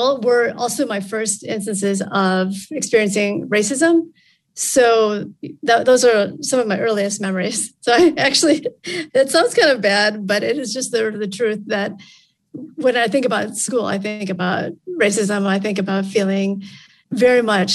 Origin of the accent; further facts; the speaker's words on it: Michigan, United States; also born or lived in Vietnam; I was a baby when my family arrived in Michigan as refugees from Vietnam